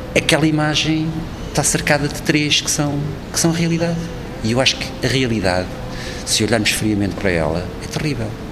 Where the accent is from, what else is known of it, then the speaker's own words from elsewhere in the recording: Portugal; Sou português, faço parte da Europa